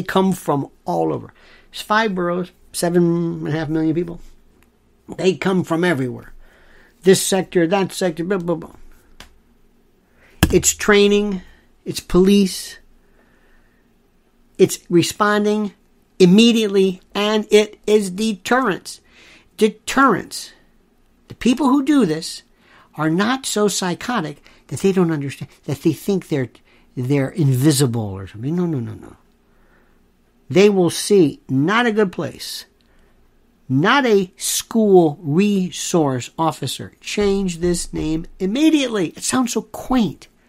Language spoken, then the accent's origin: English; Florida, United States; Growing up in Florida